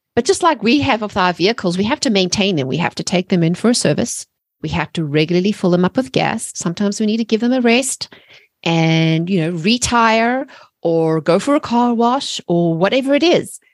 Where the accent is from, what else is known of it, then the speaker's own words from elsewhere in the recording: South Africa; moved away as an adult; now in United States; I'm originally from South Africa, and Ameri-, and I've been living in America for seventeen years